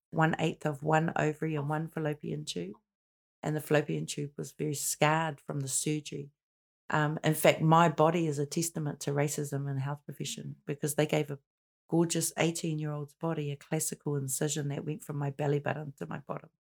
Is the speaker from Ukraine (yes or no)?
no; Auckland, New Zealand; born and raised in Paku, in Pakaranga